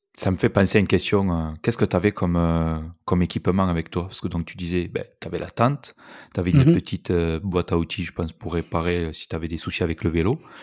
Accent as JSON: {"language": "French", "country": "France", "said": "je parle en tant que Français"}